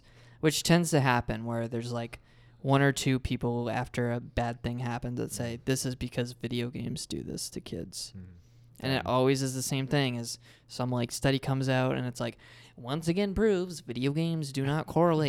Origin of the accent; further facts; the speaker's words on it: Canada; born there; I'm Canadian born.